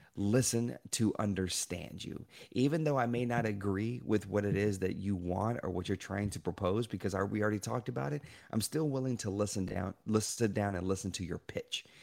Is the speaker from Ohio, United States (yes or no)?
no; Shreveport, Louisiana, United States; I was born in Shreveport, Louisiana